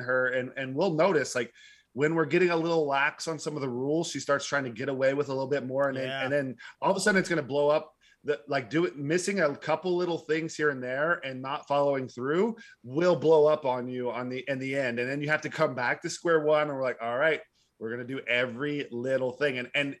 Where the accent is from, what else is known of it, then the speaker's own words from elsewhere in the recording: Arlington, Texas, United States; also born or lived in Fort Worth; So I grew, Texas. I was born in Fort Worth. I grew up in Arlington and I moved like 12 times as a kid.